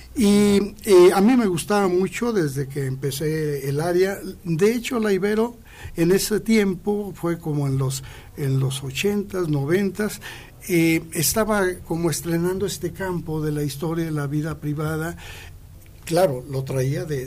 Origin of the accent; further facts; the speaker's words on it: Aguascalientes, Mexico; moved away as an adult; also born or lived in Monterrey / Durango; soy nativo de aquí de Aguascalientes. Nací el 21 eh, de octubre de 1951